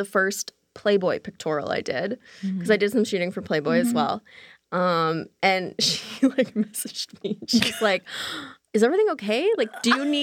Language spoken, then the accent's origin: English; Toronto, Ontario, Canada; I'm Canadian, so we have pretty hard winters in Toronto.